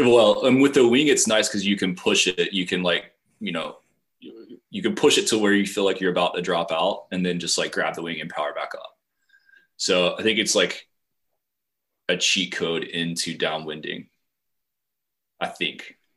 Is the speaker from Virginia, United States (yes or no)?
yes; Appalachian Mountains, Western Virginia, United States; moved away as an adult; also born or lived in Mexico; now in Charleston, United States; I grew up in Western Virginia, not West Virginia, in the Appalachian Mountains, uh, right off Interstate 77.